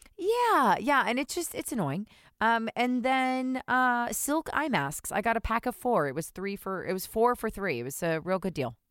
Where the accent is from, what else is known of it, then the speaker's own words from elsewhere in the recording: New Jersey, United States; I'm from New Jersey